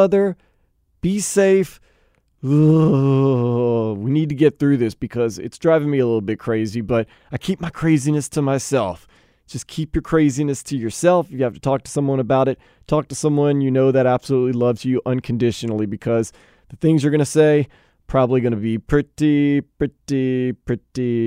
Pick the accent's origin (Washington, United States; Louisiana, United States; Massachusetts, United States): Louisiana, United States; New Orleans; growing up in New Orleans